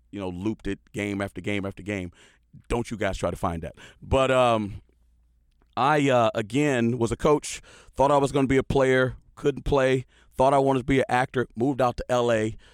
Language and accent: English; Houston, Texas, United States; moved away as an adult; also born or lived in Villanova, Pennsylvania; when I was a kid in Houston, Texas